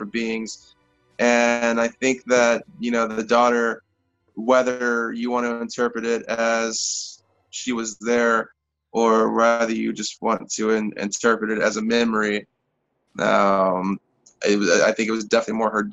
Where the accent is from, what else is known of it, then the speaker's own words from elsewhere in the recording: Nevada, United States; my hometown, a little country town called Nevada